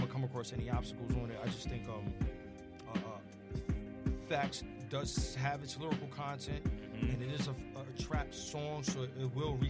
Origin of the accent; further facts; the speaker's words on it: New York City, New York, United States; as a New Yorker, you know, that's how we grew up. That's our essence. It's already in our bloodline. It's in the air we breathe.